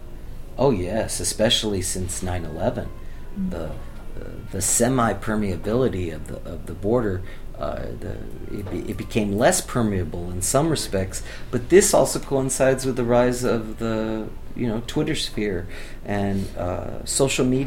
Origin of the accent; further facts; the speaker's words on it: Laredo, Texas, United States; I'm from Laredo. For me, the border was every day.